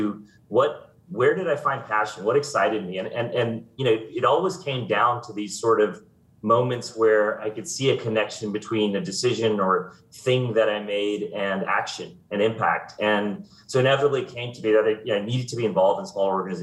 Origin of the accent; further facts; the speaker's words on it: Houston, Texas, United States; I grew up in Houston